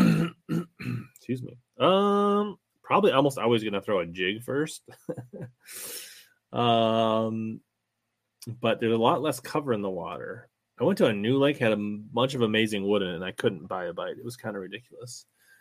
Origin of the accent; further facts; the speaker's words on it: Minnesota, United States; I am from Minnesota, still live in Minnesota. I live in Lakeville, Minnesota